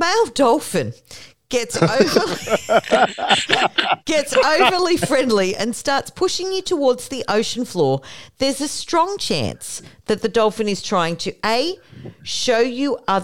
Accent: Australia; we are from Australia

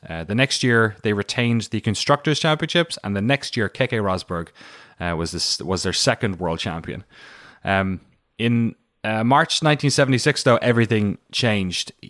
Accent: Waterford, Munster, Ireland; moved away as an adult; now in United States; I'm from Waterford, which is like a boring version uh, of all those places

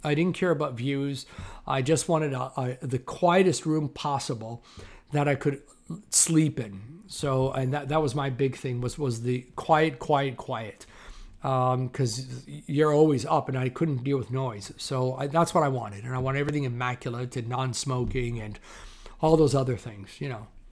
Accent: Toronto, Ontario, Canada; I grew up in Toronto, Canada, which is where I'm based currently, again.

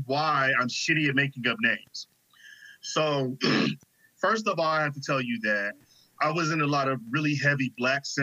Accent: Cincinnati, Ohio, United States; moved away as an adult; also born or lived in Alabama; I'm from Cincinnati

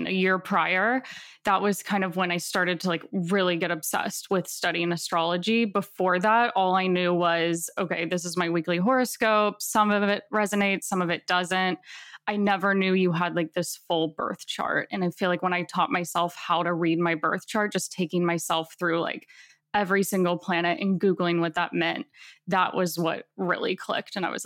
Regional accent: the South of America, United States; I grew up in the South of America, which is very religious

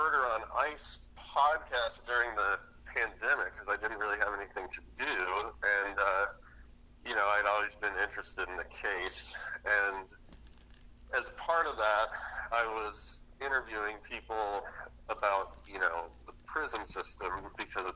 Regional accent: Alaska, United States; moved away as an adult; also born or lived in Seattle, Washington; now in Los Angeles, United States; I was born in Alaska, and I grew up there.

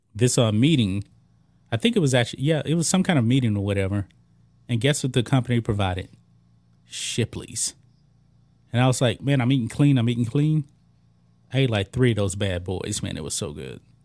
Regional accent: Beaumont, Texas, United States; I grew up in Beaumont

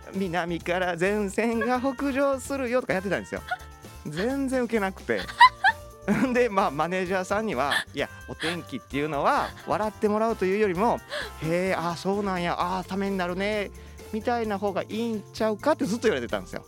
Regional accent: Osaka, Japan; moved away as an adult; also born or lived in Nagasaki; now in Tokyo, Japan; 生まれは長崎なんですけど、うんうん、大阪で二十三、四までいまして

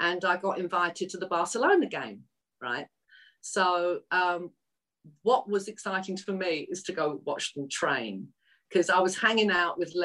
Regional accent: London, United Kingdom; accent: Cockney; moved away as an adult; also born or lived in East End, London / Los Angeles, United States; Although I was raised in North London, I'm actually a true Cockney because I was born in the East End, within the sound of the Bow Bells

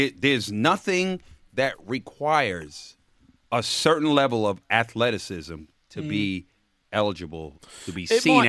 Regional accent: Jamaica; I'm Jamaican

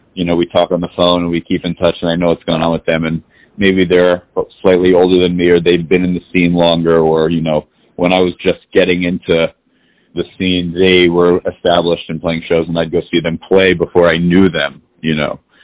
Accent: New York City, New York, United States; I was born and raised in New York City

